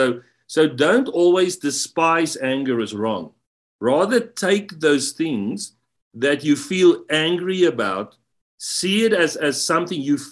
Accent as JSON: {"language": "English", "country": "South Africa", "said": "I come from South Africa, and being in the U.S."}